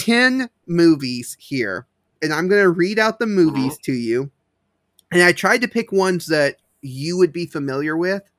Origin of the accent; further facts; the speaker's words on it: United States; I'm very unique in being an American who knows Australian like geography